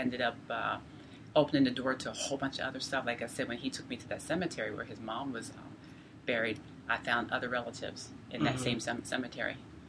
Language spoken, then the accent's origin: English; York, Pennsylvania, United States; I am a genealogist from York, Pennsylvania.